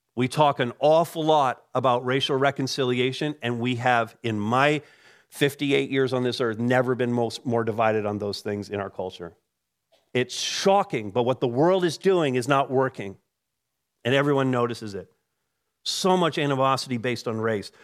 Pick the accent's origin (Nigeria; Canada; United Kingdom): Canada; I'm a Canadian by birth